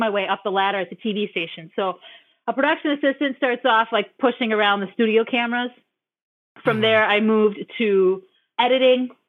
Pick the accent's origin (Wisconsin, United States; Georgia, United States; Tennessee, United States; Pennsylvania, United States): Wisconsin, United States; Green Bay; also born or lived in Oconto Falls; my hometown in Green Bay